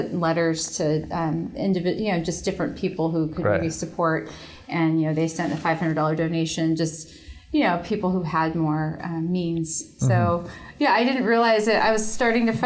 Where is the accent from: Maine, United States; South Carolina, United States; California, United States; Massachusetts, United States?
California, United States; Santa Maria; where I grew up in Santa Maria